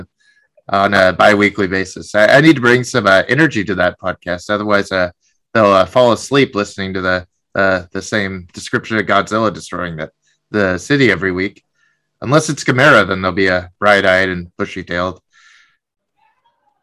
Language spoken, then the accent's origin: English; Seattle, Washington, United States; I'm from Seattle